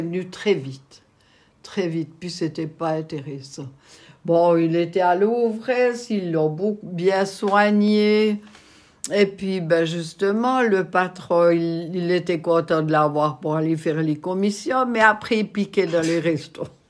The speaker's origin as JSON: {"language": "French", "area": "Malleray-Bévilard", "region": "Bern", "country": "Switzerland", "tie": "born or raised there", "said": "j'ai grandi à Malrebé-Villa"}